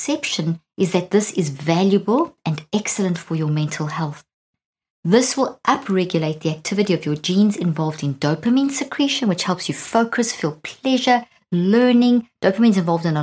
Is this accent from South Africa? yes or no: yes; South Africa; moved away as an adult; also born or lived in Zimbabwe; now in United States; being a South African, I was born in Zimbabwe and grew up in South Africa, and I've been living in the States now for 13 years